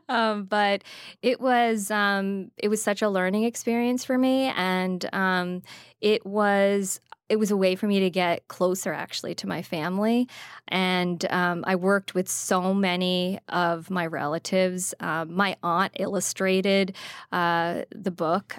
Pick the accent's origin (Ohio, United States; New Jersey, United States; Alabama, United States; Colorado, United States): New Jersey, United States; I grew up in Jersey